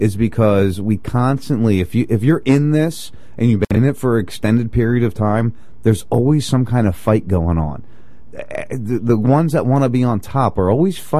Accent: New Jersey, United States; I grew up in South Jersey, right outside Philly

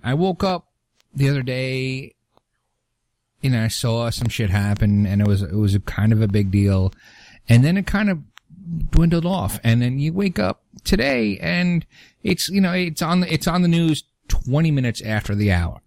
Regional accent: New York City, New York, United States; moved away; also born or lived in Long Island, New York; I'm from Brooklyn and I'm a truck driver

